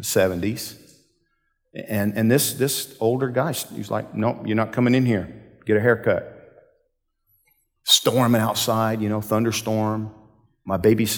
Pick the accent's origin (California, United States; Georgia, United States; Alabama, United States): Georgia, United States; I'm from Georgia